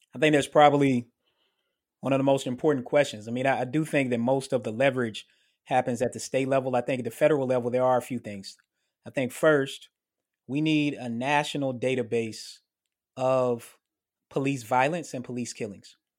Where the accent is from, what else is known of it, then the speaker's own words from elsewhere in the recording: Murfreesboro, Tennessee, United States; moved away; my hometown in Murfreesboro, Tennessee